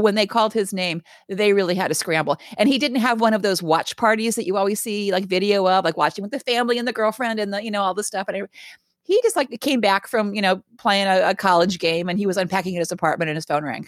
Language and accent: English; Raleigh, North Carolina, United States; I grew up in Raleigh, North Carolina